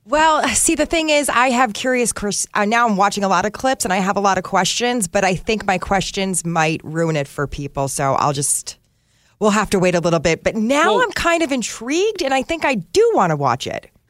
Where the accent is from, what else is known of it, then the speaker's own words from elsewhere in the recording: New Jersey, United States; I am from New Jersey and I'm an Italian.